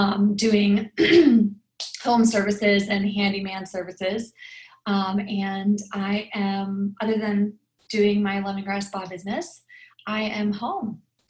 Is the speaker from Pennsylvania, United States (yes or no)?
yes; Lancaster, Pennsylvania, United States; I am from Pennsylvania, Lancaster, Pennsylvania.